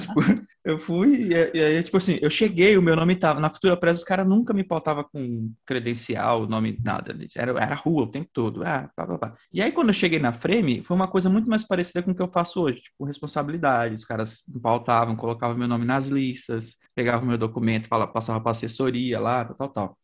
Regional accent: São Paulo, Brazil; also born or lived in Aioses, Maranhão; eu cresci no Capão, né, minha vida toda

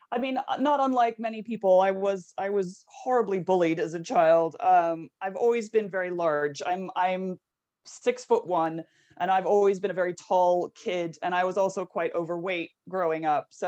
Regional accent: San Francisco, California, United States; also born or lived in Mexico City; So I was born in San Francisco, and then when I was about three, we moved to Mexico City and lived there for five years.

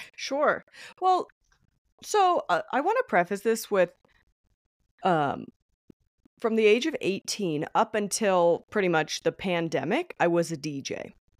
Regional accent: Denver, Colorado, United States; I was born in Denver, Colorado. I still live here to this day.

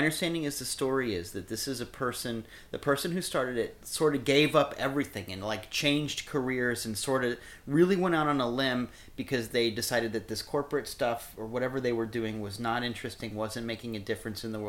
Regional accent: Iowa, United States; born or raised there; also born or lived in Kansas City, Missouri; now in Florida, United States

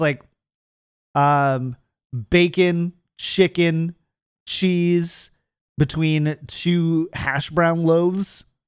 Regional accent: California, United States; No, keto. I'm from California. We don't do bread anymore.

